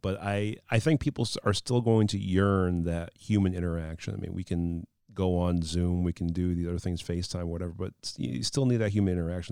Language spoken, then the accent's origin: English; New York, United States; I, feel as a New Yorker